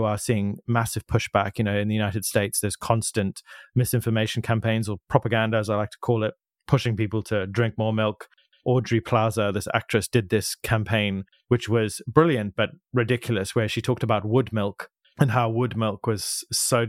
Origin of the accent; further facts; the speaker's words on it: Zimbabwe; moved away; I grew up in Zimbabwe, but my family are from South Africa.